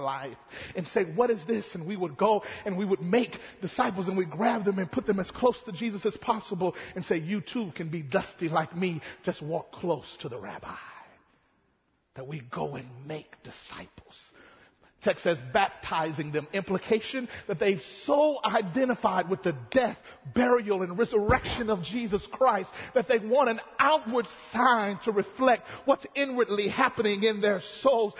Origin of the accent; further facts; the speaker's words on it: Mississippi, United States; growing up in Mississippi